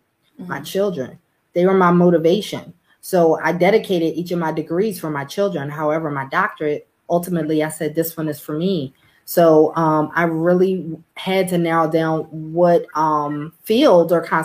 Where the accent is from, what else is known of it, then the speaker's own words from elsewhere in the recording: Philadelphia, Pennsylvania, United States; So I'm originally from Philadelphia, where I grew up. I was born and raised in North Philadelphia.